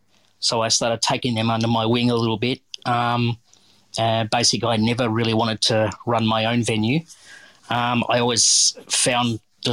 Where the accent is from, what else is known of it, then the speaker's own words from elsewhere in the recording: Geelong, Victoria, Australia; Yeah, well, basically I was born and raised in Geelong.